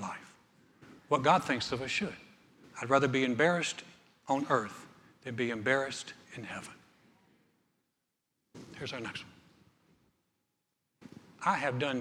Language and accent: English; Greensboro, North Carolina, United States; moved away as an adult; now in Texas, United States; I started a church in my hometown in Greensboro, North Carolina